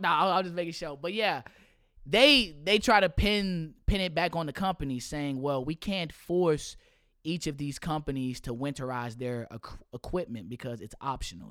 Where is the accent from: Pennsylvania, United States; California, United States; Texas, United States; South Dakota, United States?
Texas, United States; Houston; as a Texan, as a Houstonian